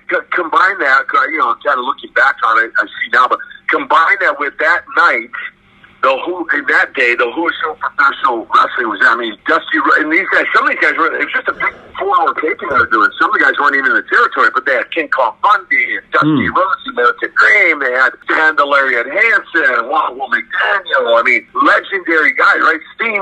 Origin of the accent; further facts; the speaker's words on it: Russia; English is a second language; Now, of course, I'm from Russia, right?